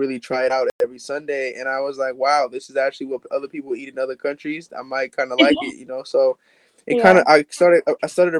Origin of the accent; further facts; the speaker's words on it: Kenya; I'm Kenyan, so my Kenyan food culture is very strong upon me